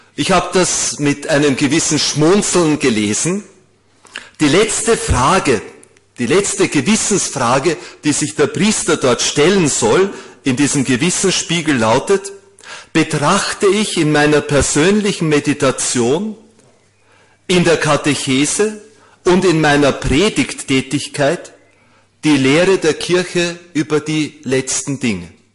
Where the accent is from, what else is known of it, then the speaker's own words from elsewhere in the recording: Vienna, Austria; In Wien, wir Wiener, ich bin ein gebürtiger Wiener